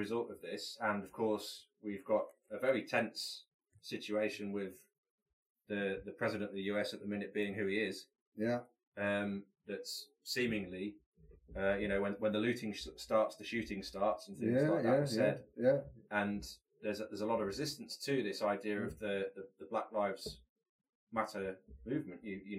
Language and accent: English; United Kingdom; Yeah, we seem to be scratching the surface a little bit with our understanding of it as white British people.